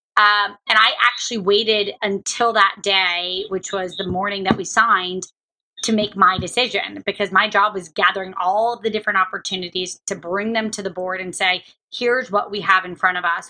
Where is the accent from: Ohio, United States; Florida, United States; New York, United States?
Florida, United States; Jacksonville; moved away; also born or lived in Kentucky; I grew up in Jacksonville, Florida. I was born in Kentucky. I grew up in Jacksonville, Florida.